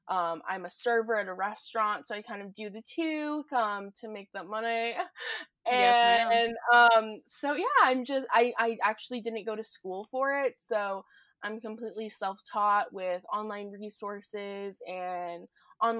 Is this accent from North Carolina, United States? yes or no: yes; Charlotte, North Carolina, United States; moved away as an adult; now in Oregon, United States; I'm originally from Charlotte, North Carolina